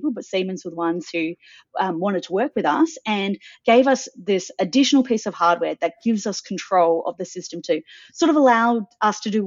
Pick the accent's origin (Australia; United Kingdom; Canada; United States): Australia; Adelaide, South Australia; now in Sydney, Australia; I grew up in Adelaide. I now live in Sydney.